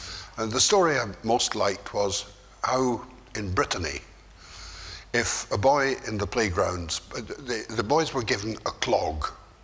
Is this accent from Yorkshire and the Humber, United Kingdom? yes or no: no; Scotland, United Kingdom; moved away; also born or lived in Turkey; I, as a Scotsman